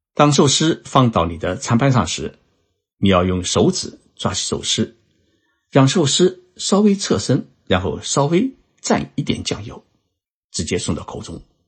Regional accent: China; now in Japan; 我们中华人民共和国

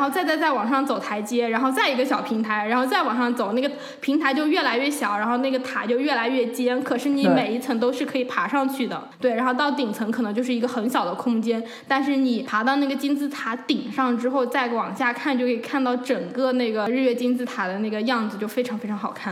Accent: China; now in Vancouver, Canada; 我们中国人，我们都特别讲究

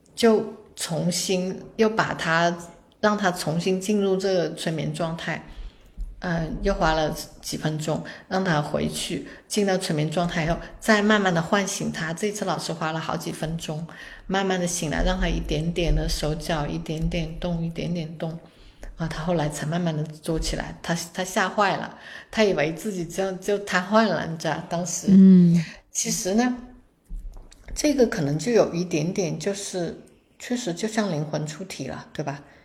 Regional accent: China; 我们中国人

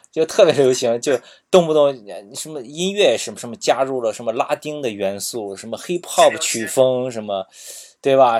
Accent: Qingdao, Shandong, China; 因为我是青岛的嘛

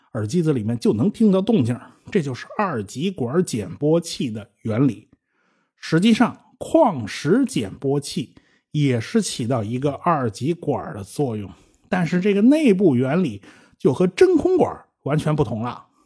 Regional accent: China; 我们中国人

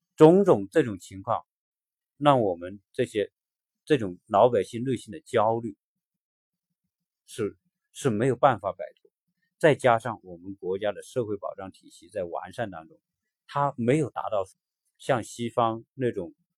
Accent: China; 我们中国人的这一代，在改，改革开放成长起来的这一代人

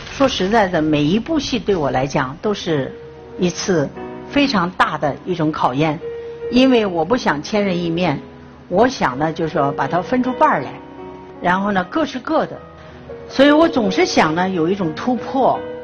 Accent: Chifeng, Inner Mongolia, China; 因为我是内蒙古人，我的童年呢，就是在内蒙古长大的，在赤峰，是吃那里的水，吃那儿的五谷杂粮长大的

